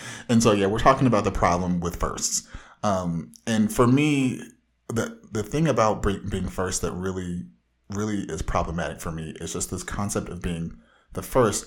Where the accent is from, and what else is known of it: Southern California, United States